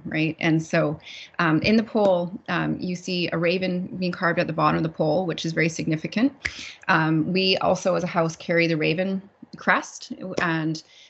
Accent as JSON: {"language": "English", "area": "Laxgalts'ap, Nisga'a Nation", "region": "British Columbia", "country": "Canada", "said": "I come from the village of Lochilzap in the Niska Nation in northwestern British Columbia, Canada"}